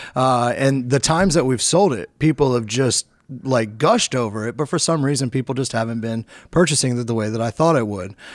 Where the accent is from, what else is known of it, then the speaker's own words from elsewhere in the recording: Washington, District of Columbia, United States; moved away as an adult; come back to my hometown area